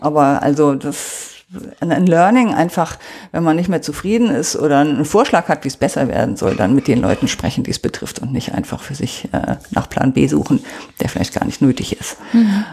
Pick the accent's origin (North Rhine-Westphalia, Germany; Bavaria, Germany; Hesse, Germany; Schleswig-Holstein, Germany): North Rhine-Westphalia, Germany; Oberbergischer Kreis, near Cologne; moved away as an adult; now in Munich, Germany; Das ist der Ort, wo ich aufgewachsen bin.